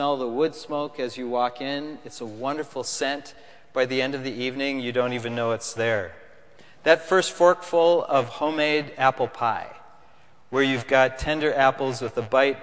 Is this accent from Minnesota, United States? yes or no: yes; Minnesota, United States; moved away as an adult; now in Connecticut, United States; I come from Minnesota